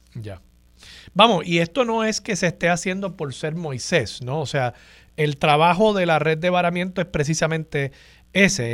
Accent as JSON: {"language": "Spanish", "country": "Puerto Rico", "said": "nosotros somos ciudadanos americanos"}